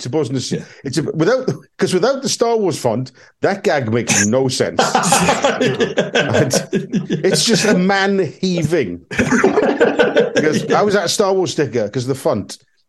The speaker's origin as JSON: {"language": "English", "area": "Welsh", "region": "Wales", "country": "United Kingdom", "said": "we're Welsh."}